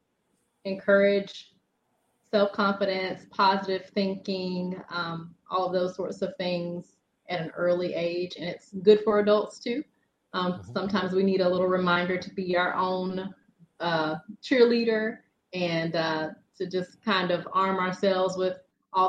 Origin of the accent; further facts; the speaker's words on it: Birmingham, Alabama, United States; I hail from Birmingham, Alabama. So I am a Southern girl, born and raised